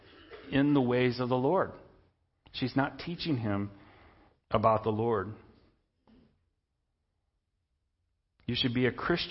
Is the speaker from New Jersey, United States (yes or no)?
no; Indiana, United States; I'm an American citizen. I'm a citizen of Indiana. I'm a Hoosier.